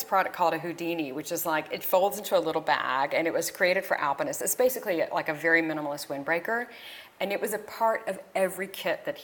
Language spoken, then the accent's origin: English; the South, United States; moved away; me growing up in the South